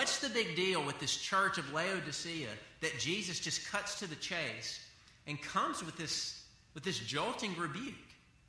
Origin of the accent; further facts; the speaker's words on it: the South, United States; I grew up in the South